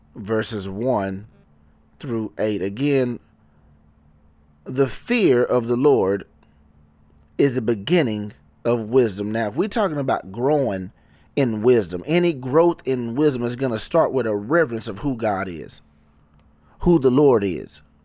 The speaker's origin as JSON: {"language": "English", "town": "Garland", "region": "Texas", "country": "United States", "said": "I'm from Dallas, Texas. Um, that's the major city, DF Dub. Little suburb called Garland. East Garland to be exact"}